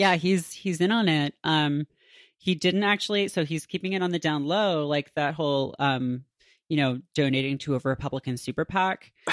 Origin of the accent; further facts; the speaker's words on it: Canada; moved away; I grew up in Canada